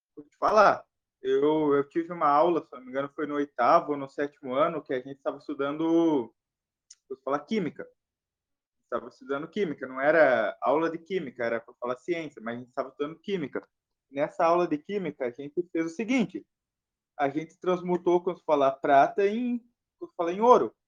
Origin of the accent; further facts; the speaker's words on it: the South, southern Brazil, Brazil; eu sou do Sul